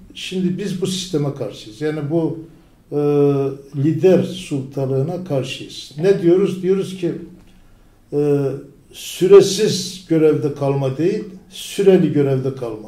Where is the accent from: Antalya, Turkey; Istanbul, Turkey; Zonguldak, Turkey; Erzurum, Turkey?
Erzurum, Turkey; Tortum; moved away as an adult; now in İzmir, Turkey; bin dokuz yüz elli sekiz, e, Erzurum doğumluyum. Erzurum